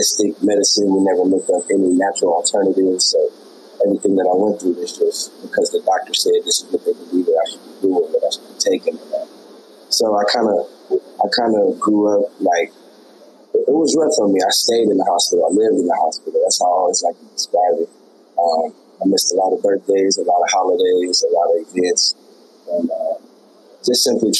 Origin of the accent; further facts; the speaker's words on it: Des Moines, Iowa, United States; moved away as an adult; now in Orlando, United States; I come from Des Moines, Iowa, born and raised in the Midwest